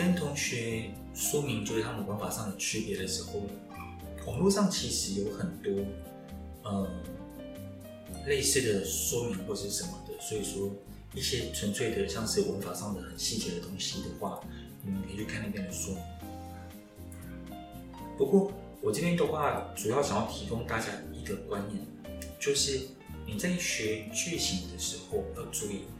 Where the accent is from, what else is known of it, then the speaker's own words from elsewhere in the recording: Taiwan; 所以冲绳人对本州人的嗯观感，大概像我们台湾人对某些地方的观感一样吧。